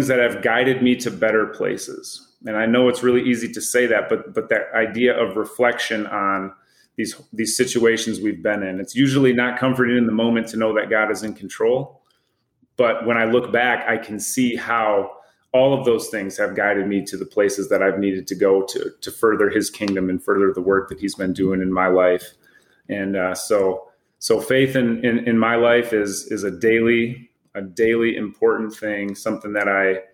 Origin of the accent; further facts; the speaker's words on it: West Michigan, United States; I grew up in West Michigan